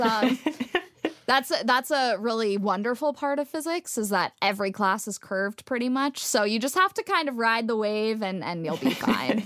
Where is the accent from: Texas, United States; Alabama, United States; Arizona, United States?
Texas, United States; moved away; I grew up in Texas where a lot of people, um, didn't trust scientists.